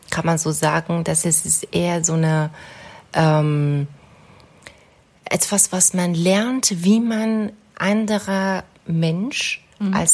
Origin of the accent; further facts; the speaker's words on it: Iran; German is a second language; moved away as an adult; now in Germany; Ähm, ich bin im Iran geboren und aufgewachsen. Ich bin ähm, wegen meinem Master nach Deutschland gekommen.